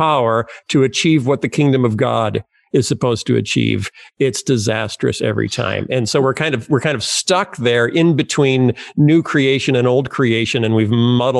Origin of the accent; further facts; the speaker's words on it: Iowa, United States; also born or lived in Chicago; I grew up in Iowa and I felt like this is pretty Bible Belt buckly. You know, everyone I know is a Christian. But then we moved to Chicago